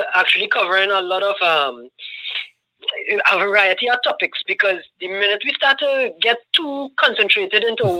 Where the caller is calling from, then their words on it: Trinidad & Tobago; I'm actually calling from the Caribbean. I'm in Trinidad and Tobago.